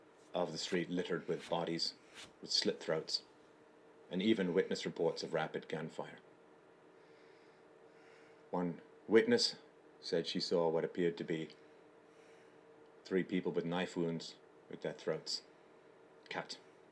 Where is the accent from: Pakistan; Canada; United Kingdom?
United Kingdom; London; I grew up in London